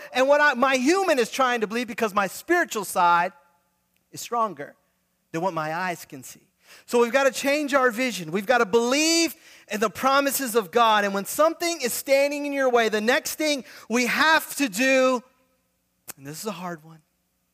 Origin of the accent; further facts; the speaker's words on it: Fort Lauderdale, Florida, United States; I grew up, my dad pastors in Fort Lauderdale